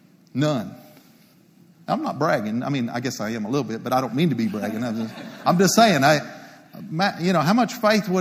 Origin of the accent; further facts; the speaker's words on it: Palo Pinto County, Texas, United States; Palapinta County Precinct 2, it's my hometown. It's my people. It's where I was raised